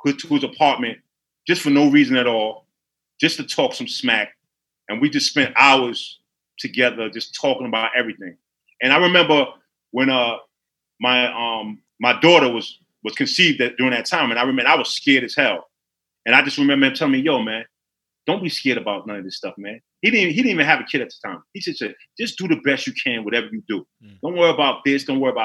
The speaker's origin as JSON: {"language": "English", "town": "New York City", "region": "New York", "country": "United States", "tie": "born or raised there", "said": "I'm from Harlem"}